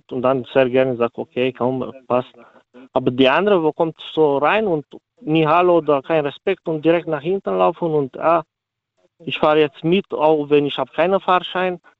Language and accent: German; Romania; German is a second language; now in Germany; So, ich bin selber Ausländer, ich komme aus Rumänien.